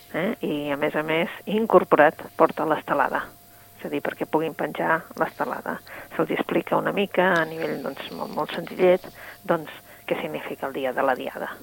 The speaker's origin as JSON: {"language": "Catalan", "region": "Catalonia", "country": "Spain", "said": "nosaltres sentíem que som catalans"}